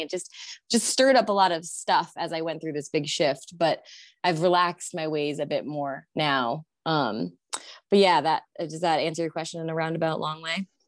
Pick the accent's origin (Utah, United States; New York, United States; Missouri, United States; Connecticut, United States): Connecticut, United States; moved away as an adult; I had moved back to my home state, which is Connecticut